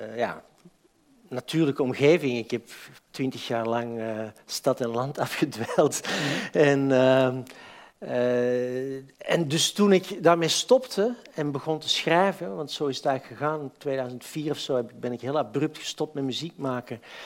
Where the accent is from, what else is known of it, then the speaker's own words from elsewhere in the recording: Antwerp, Flanders, Belgium; moved away as an adult; now in Amsterdam, Netherlands; ik ben van Antwerpen.